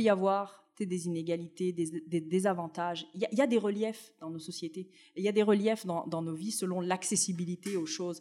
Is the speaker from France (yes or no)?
no; Tunisia; now in Montreal, Canada; Moi, je suis née en Tunisie, j'ai connu le Maghreb dans mon enfance